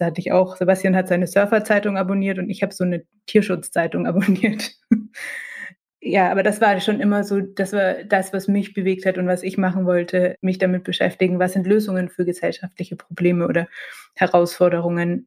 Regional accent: Nuremberg, Bavaria, Germany; Wir sind ja in Nürnberg aufgewachsen

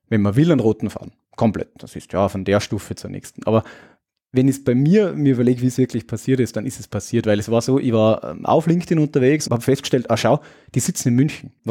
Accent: Austria; Naja, als Österreicher den österreichischen Heimatmarkt zu betreuen, ja, irgendwie ganz gut passt.

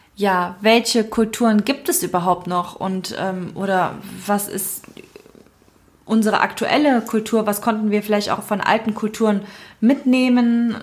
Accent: Cologne, North Rhine-Westphalia, Germany; ich bin in Köln geboren und aufgewachsen

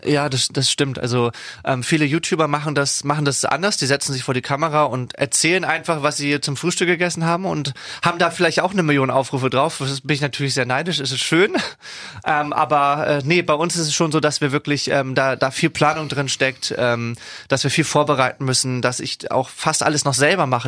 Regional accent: Schleswig-Holstein, Germany; also born or lived in Wesselburen; meiner Heimat. Ich glaube sowieso, dass das Land Schleswig-Holstein einen sehr erdet

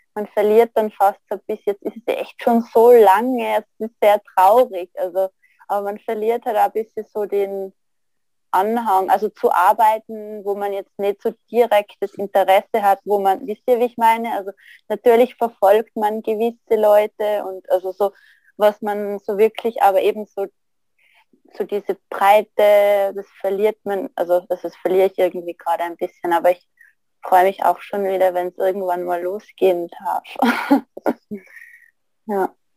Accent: Tyrol, Austria; moved away; ich bin ja aus Tirol

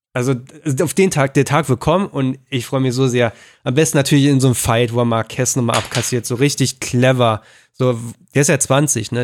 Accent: Berlin suburbs, Brandenburg, Germany; da ich am Speckgürtel von Berlin groß geworden bin

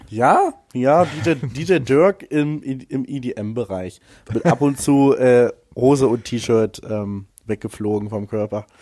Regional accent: Wolfsburg, Lower Saxony, Germany; in Wolfsburg, meiner Heimatstadt

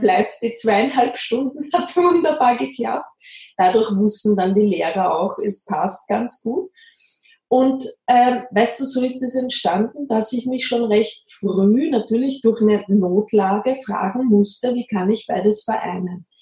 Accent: Austria; now in Bavaria, Germany; ich komme aus Österreich, das hört man immer sehr.

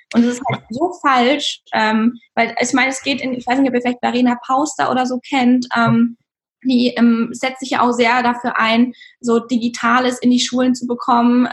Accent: Regensburg, Bavaria, Germany; ich bin ja, wir sind ja auch aus Regensburg

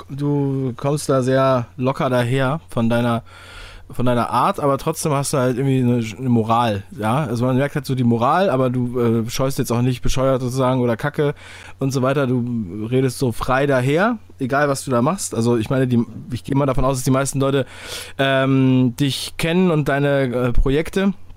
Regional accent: Berlin, Germany; ich komme aus, äh, aus Ostberlin

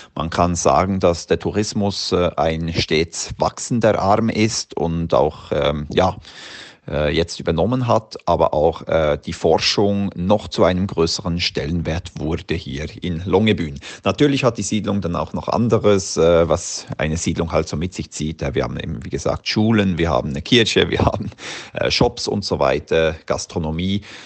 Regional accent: Switzerland; moved away as an adult; now in Svalbard, Norway; bin ursprünglich aus der Schweiz und seit knappen zehn Jahren jetzt auf der Insel Gruppe Spitzbergen als Guide tätig

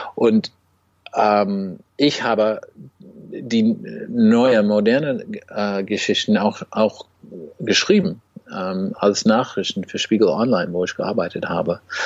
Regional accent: United States; German is a second language; als Amerikaner

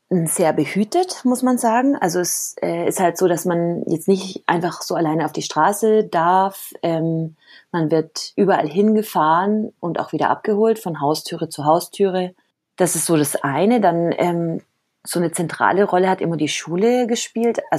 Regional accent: Cali, Valle del Cauca, Colombia; also born or lived in Germany; aber ich bin gar keine Kolumbianerin, also ich bin tatsächlich in Deutschland geboren und auch Deutsche, aber dann eben in Kolumbien aufgewachsen.

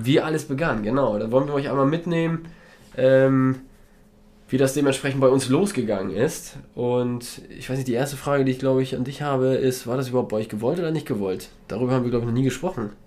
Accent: Poland; moved away; wir kommen ja aus Polen, meine Frau und ich beide, und haben dementsprechend da noch Familie und reisen da noch oft hin

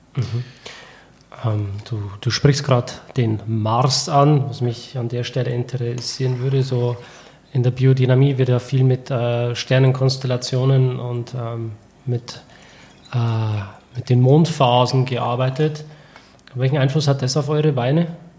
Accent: Germany; als Deutscher

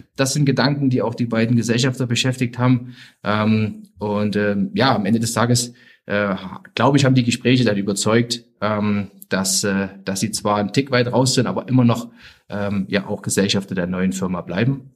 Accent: Zwickau, Saxony, Germany; also born or lived in Leverkusen / Austria; bin in der DDR groß geworden

